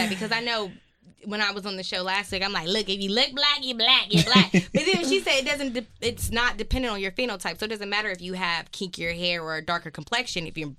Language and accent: English; United States; But I always remember growing up, you know, I'm from West Side, and people would often say, like, wow, …, you talk white